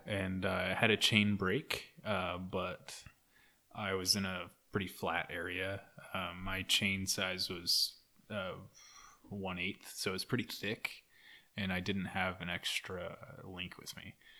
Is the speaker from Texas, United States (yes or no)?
no; Durant, Oklahoma, United States; also born or lived in Stillwater, Oklahoma; I lived in Durant, Oklahoma for the longest time. I grew up there.